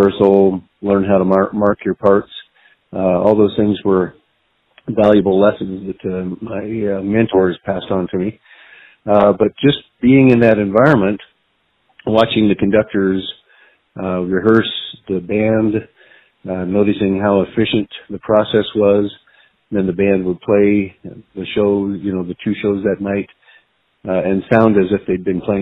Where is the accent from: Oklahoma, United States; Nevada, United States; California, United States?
Nevada, United States; Reno; also born or lived in Pocatello, Idaho; I was born in a little Idaho town called Pocatello. Pocatello, Idaho. But I was raised in Reno